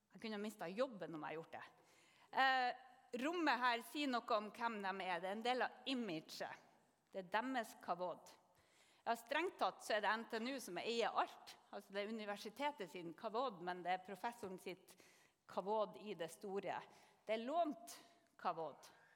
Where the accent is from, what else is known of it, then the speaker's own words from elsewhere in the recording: Northern Norway, Norway; jeg kommer til å si kavod som nordlending